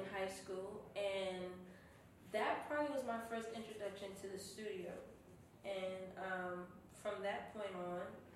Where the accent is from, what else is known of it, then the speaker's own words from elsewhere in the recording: Miami, Florida, United States; I'm from Miami.